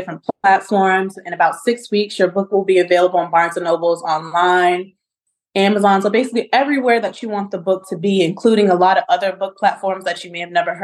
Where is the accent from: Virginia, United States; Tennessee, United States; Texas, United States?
Virginia, United States; Charlottesville; my life in Orangedale, growing up in Charlottesville, living in Orangedale